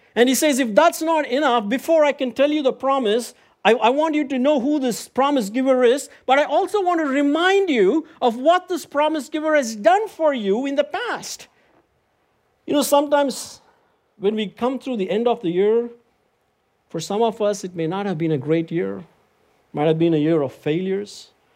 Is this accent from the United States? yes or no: no; Chennai, Tamil Nadu, India; moved away; I went back to my home country, India, recently, in my hometown, Chennai